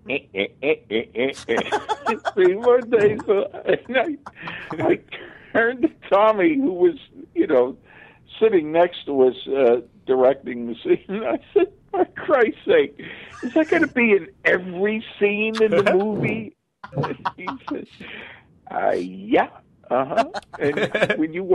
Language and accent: English; Pittsburgh, Pennsylvania, United States; moved away as an adult; also born or lived in New York / Los Angeles; Pittsburgh's my hometown.